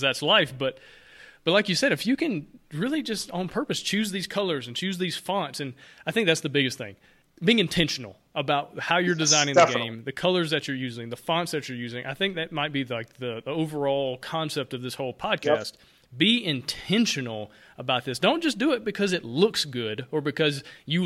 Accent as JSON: {"language": "English", "region": "Alabama", "country": "United States", "tie": "born or raised there", "moved": "yes", "lives_now": "Atlanta, United States", "said": "growing up in Alabama, living in Atlanta, where Coke is king of all everything"}